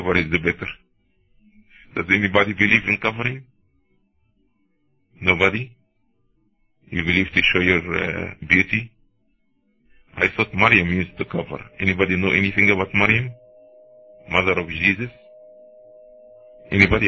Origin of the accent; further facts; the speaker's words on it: Cairo, Cairo Governorate, Egypt; now in United States; I'm originally from Cairo, Egypt